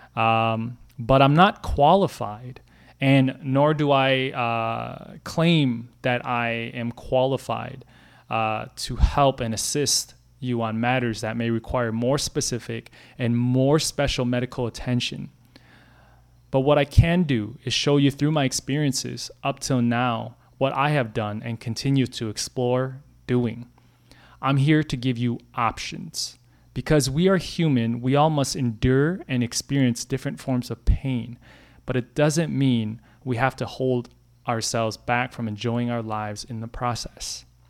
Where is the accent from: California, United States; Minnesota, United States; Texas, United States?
Minnesota, United States; Brooklyn Center; I grew up in Brooklyn Center, a suburb ten miles northwest of downtown Minneapolis.